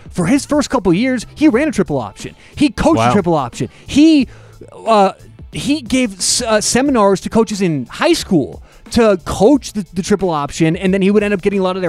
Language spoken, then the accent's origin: English; Colorado, United States; We're from Colorado.